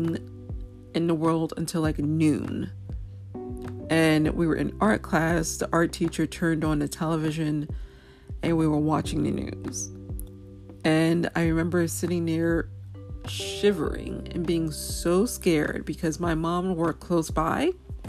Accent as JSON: {"language": "English", "region": "New York", "country": "United States", "said": "as a New Yorker who was in New York on 9/11 20+ years ago"}